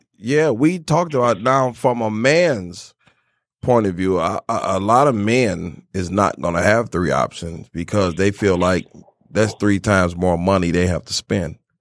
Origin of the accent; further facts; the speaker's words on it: Miami, Florida, United States; moved away; I'm originally from Miami. I'm from Florida